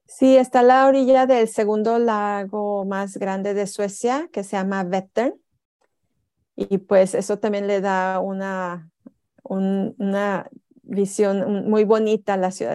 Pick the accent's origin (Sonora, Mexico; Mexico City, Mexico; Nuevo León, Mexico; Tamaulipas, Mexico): Tamaulipas, Mexico; Tampico; moved away as an adult; now in Jönköping, Sweden; yo vengo de Tampico, Tamaulipas, una ciudad donde hace muchísimo calor.